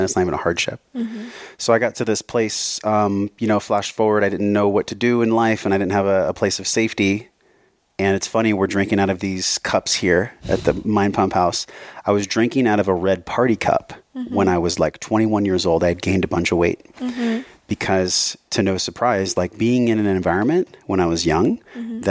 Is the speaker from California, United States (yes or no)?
yes; San Diego, California, United States; moved away as an adult; also born or lived in Hawaii; I grew up in San Diego